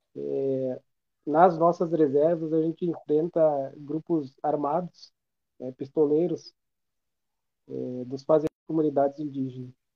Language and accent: Portuguese; Brazil; somos nós, brasileiros